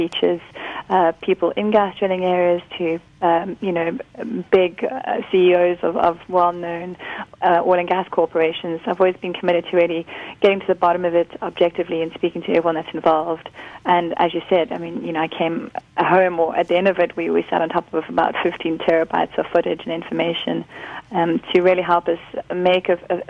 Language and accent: English; Karoo, South Africa; I'm from the Karoo. I grew up there